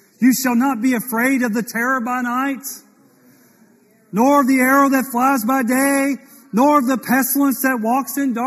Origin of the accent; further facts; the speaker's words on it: Mississippi, United States; I was born in Mississippi